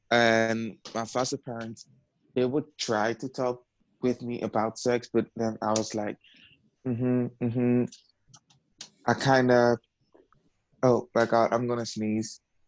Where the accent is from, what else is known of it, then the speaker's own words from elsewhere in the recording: The Hague, South Holland, Netherlands; I'm 22 years old. I'm from The Hague.